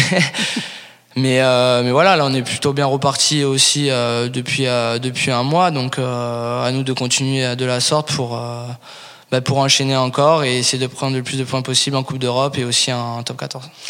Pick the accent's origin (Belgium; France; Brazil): France; Paris, Île-de-France; now in Toulouse, France; même de Paris